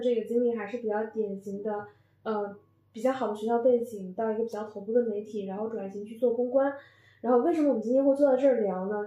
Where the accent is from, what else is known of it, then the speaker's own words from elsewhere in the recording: Northeast China, China; moved away as an adult; now in Beijing, China; 我是一个东北人